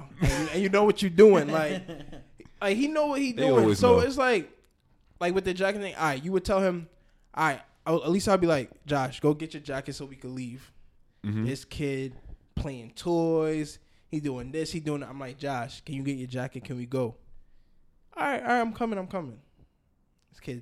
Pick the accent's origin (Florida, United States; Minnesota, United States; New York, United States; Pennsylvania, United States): New York, United States; New York City; Growing up in Jamaica, Queens